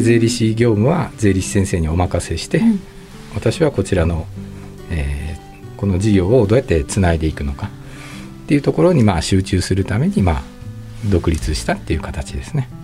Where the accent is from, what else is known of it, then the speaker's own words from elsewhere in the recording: Tokyo, Japan; moved away as an adult; now in Nagasaki, Japan; 東京で生まれて、まあ、大学卒業までで金融機関までずっと東京だったんですけど